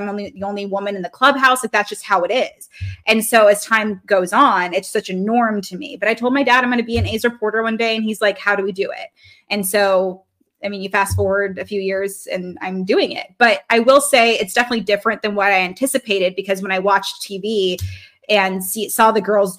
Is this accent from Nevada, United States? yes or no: yes; Reno, Nevada, United States; also born or lived in Baltimore, Maryland; I'm from Reno. So we're living in Reno